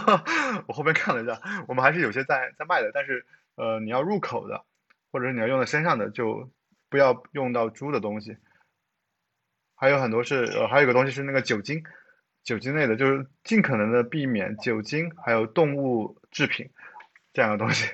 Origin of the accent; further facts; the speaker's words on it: China; 他很像我们中国人